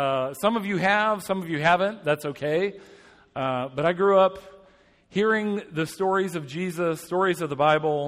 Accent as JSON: {"language": "English", "town": "Atlanta", "region": "Georgia", "country": "United States", "tie": "born or raised there", "moved": "as an adult", "lives_now": "Indianapolis, United States", "said": "I hail from Indianapolis now. I grew up in Atlanta."}